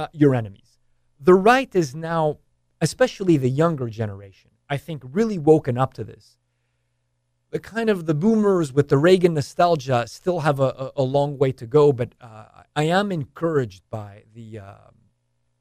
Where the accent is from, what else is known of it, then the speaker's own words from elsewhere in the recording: Canada; moved away; I was born and raised in Canada